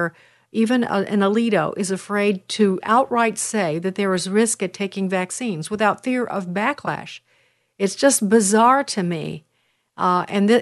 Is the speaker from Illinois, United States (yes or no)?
yes; Chicago, Illinois, United States; Chicago is my hometown